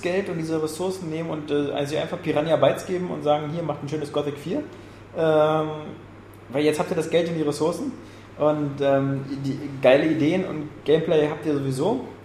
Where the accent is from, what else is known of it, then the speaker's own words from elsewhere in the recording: Germany; als Deutsche